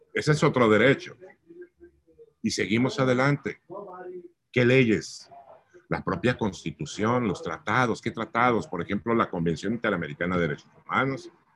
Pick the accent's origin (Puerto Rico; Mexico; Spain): Mexico; Mazatlán, Sinaloa; also born or lived in Mexico City; Mi gente bonita de Mazatlán, pues yo soy mazapleco